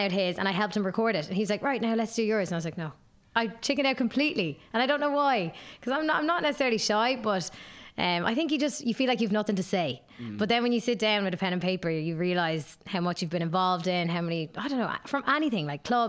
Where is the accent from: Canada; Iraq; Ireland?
Ireland; Waterford, Munster; I'm from Waterford, from the sunny southeast